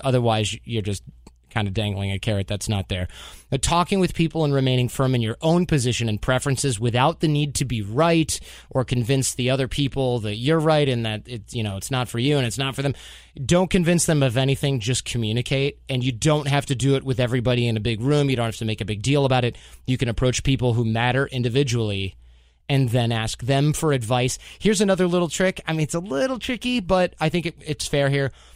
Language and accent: English; United States